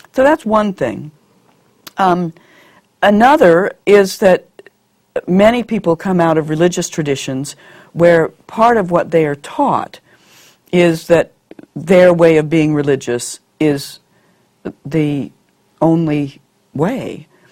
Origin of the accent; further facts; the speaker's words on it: Montana, United States; moved away; growing up in Montana